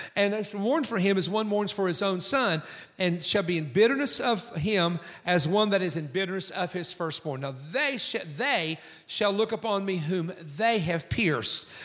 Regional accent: east coast of the United States, United States; In my hometown, there's 380 churches in our county of 100,000 people. We are the most churched county, according to the Wall Street Journal, on the east coast of the United States

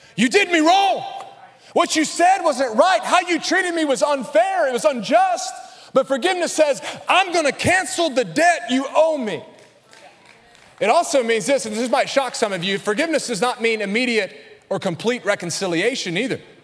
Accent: Alabama, United States; accent: Alabama; my Alabama accent

